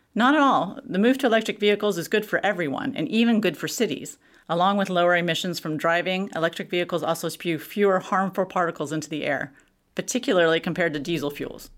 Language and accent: English; Texas, United States; moved away; I'm from Texas.